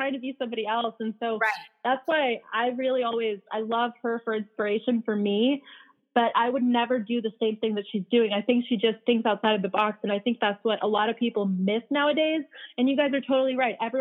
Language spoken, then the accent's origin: English; California, United States; also born or lived in Bosnia / Philadelphia; I came here when I was 5, which is why I don't really have an accent, and I grew up in California